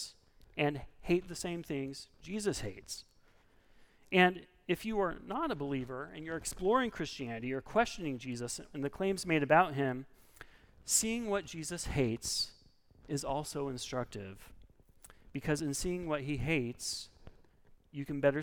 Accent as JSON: {"language": "English", "region": "Oregon", "country": "United States", "said": "I'm from Oregon"}